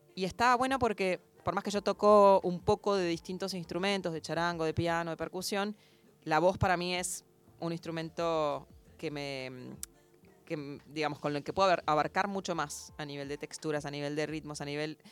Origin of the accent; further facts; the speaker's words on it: Buenos Aires, Argentina; moved away as an adult; now in New York, United States; yo soy porteña